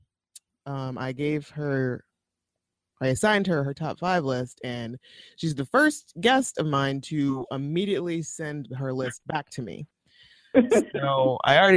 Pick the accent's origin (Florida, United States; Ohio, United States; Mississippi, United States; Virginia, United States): Ohio, United States; now in Pittsburgh, United States; we lived in Ohio